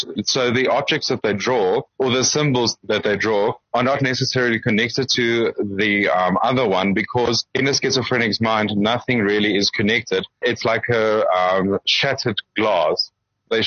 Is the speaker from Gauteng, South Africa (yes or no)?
yes; Springs, Gauteng, South Africa; now in Johannesburg, South Africa; I am a small town boy. I come from Springs, and then I moved to Johannesburg.